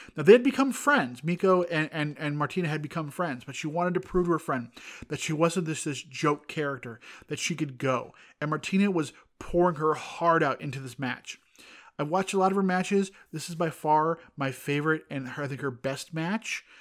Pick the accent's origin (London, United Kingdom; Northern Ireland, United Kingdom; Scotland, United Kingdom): Northern Ireland, United Kingdom; I'm Northern Irish.